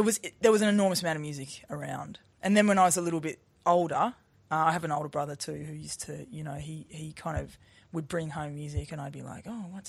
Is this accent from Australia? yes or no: yes; Melbourne, Victoria, Australia; in the suburbs of Melbourne.